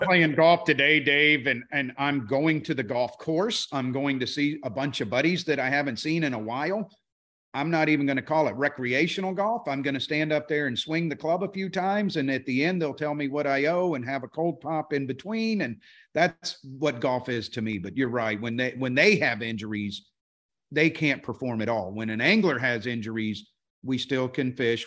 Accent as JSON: {"language": "English", "region": "Florida", "country": "United States", "tie": "born or raised there", "said": "we grew up in Florida"}